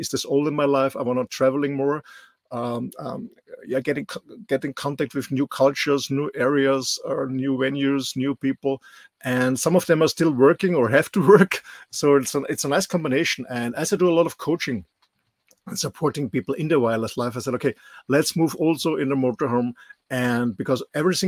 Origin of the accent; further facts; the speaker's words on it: Austria; English is a second language; moved away as an adult; also born or lived in West Coast, United States / Indonesia / Mallorca, Spain; I'm born in Austria, raised in Austria, went to school here